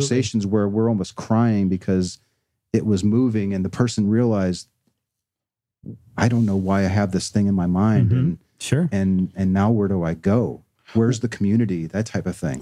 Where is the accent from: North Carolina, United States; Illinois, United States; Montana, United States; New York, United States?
Illinois, United States; Chicago; I was raised here in Chicago